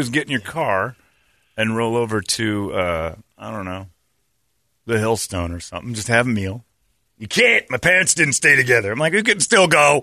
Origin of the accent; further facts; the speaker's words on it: Mesa, Arizona, United States; I grew up in Mesa